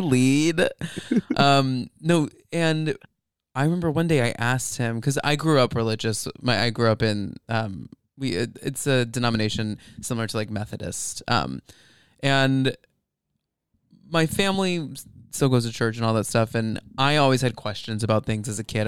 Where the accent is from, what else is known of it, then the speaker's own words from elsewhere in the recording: Flower Mound, Texas, United States; I grew up in Flower Mound.